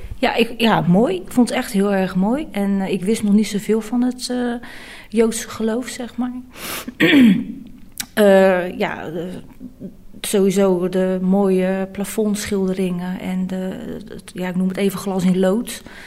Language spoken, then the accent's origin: Dutch; Rotterdam, South Holland, Netherlands; ik kom uit Rotterdam